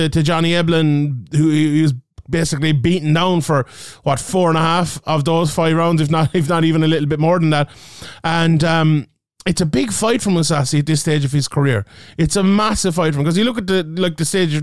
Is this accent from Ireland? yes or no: yes; Ireland; in my home country of Ireland